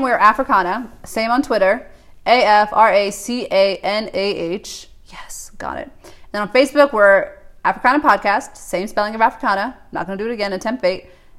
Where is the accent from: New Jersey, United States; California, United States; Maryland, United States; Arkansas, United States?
Maryland, United States; also born or lived in New York; now in Nairobi, Kenya; Before I was a Marylander, I was a New Yorker.